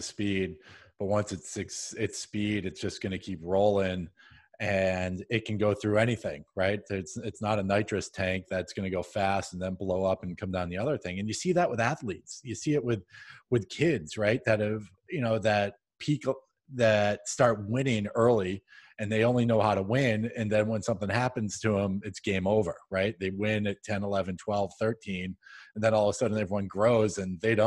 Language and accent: English; New England, United States; I'm from New England